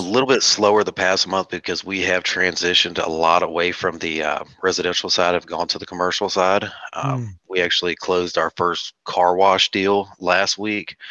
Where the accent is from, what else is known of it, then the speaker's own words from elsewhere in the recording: North Carolina, United States; moved away as an adult; now in South Carolina, United States; I'm originally from North Carolina. I just moved to South Carolina about seven months ago